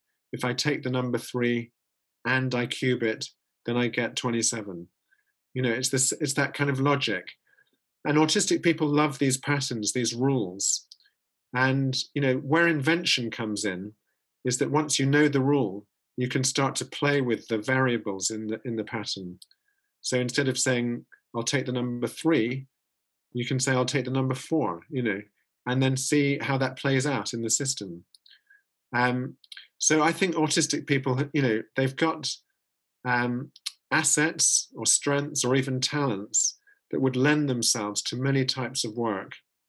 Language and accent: English; Netherlands; English is a second language; You can hear my accent. We went to a Silicon Valley closer to home in the Netherlands, to a city called Eindhoven.